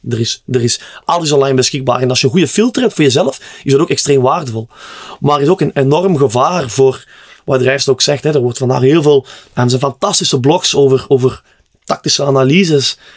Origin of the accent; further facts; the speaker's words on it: Netherlands; ik, als Nederlander, ja.